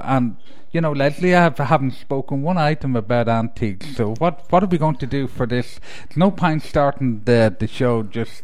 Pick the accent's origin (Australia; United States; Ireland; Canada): Ireland; moved away; being an Irishman